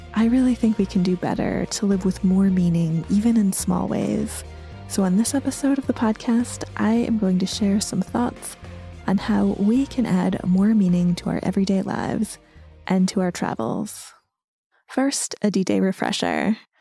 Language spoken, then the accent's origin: English; United States; moved away as an adult; now in Folkestone, United Kingdom; I grew up in the US where civilians did not experience the Nazis' destruction firsthand.